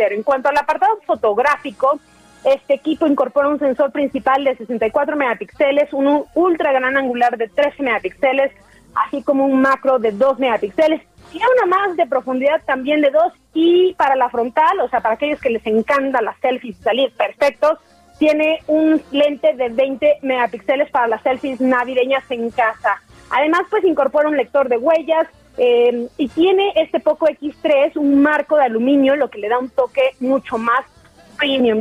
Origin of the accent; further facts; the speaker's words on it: Chiapas, Mexico; Sigo aquí en mi tierra Chiapas, aquí en Casa Cafeólogo, ubicado en San Cristóbal de las Casas